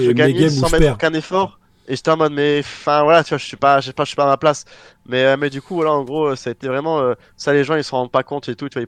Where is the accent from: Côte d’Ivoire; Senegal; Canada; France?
France; retourner en France parce que je m'étais juré que je reviendrais pas ici, même si j'ai rien contre euh, mon pays natal